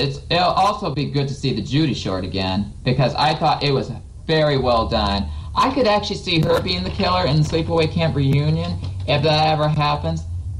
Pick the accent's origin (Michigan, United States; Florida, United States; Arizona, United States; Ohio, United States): Michigan, United States; I'm from Michigan.